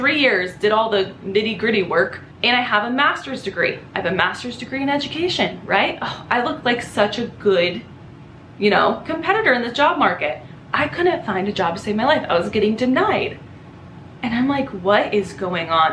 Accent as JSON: {"language": "English", "area": "Los Angeles County", "region": "California", "country": "United States", "tie": "born or raised there", "said": "I grew up in Los Angeles County, like an hour north of the city in a desert town."}